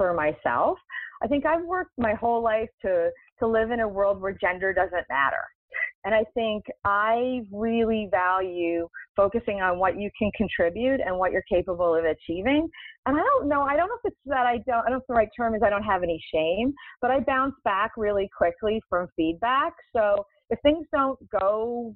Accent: Canada; moved away; I'm originally from Canada

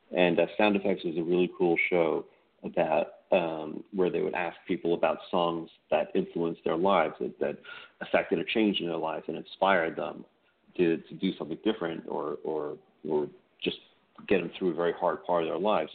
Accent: New York, United States; moved away as an adult; also born or lived in Los Angeles; I'm a New Yorker

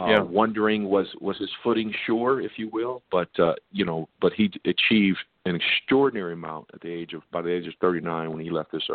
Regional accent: Compton, California, United States; also born or lived in Redondo Beach, California; I grew up in South Central LA in Compton, and a product, obviously, of that great city. I live in, obviously, Redondo now.

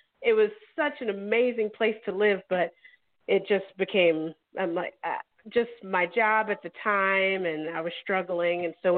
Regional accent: Joliet, Illinois, United States; moved away as an adult; also born or lived in Japan / California; now in Arizona, United States; I'm from Illinois

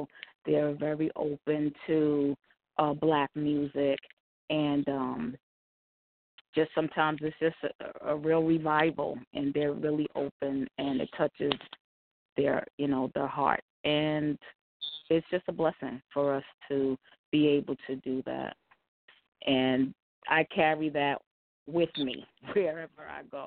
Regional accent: New York City, New York, United States; I was born right here in Brooklyn, New York, and grew up right here in Brooklyn

